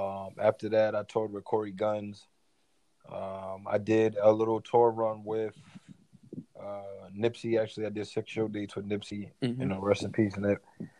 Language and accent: English; Elmont, New York, United States; also born or lived in Queens, New York; So I'm from New York, born in Queens, New York, Hollis, Queens to be exact. And then, you know, from there, I transitioned into Elmont, which is the first city in Long Island. And I grew up there, went to high school, elementary